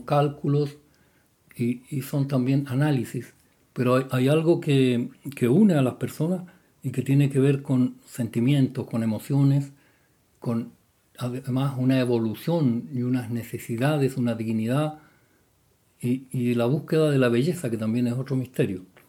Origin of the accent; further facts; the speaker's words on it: Chile; la cocina de las casas de mi pueblo campanario era una piececita aparte